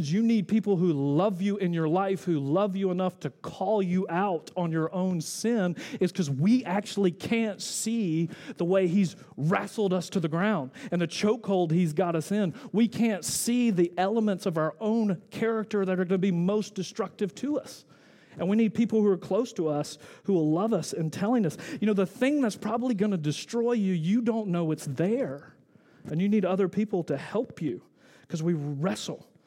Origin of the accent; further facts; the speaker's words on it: the South, United States; I'm from the South. We don't say wrestle